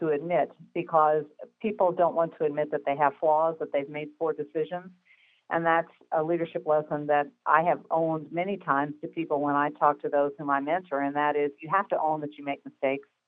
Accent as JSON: {"language": "English", "region": "Midwest", "country": "United States", "said": "I am from the Midwest, as you know, where there's a slightly different pace to life"}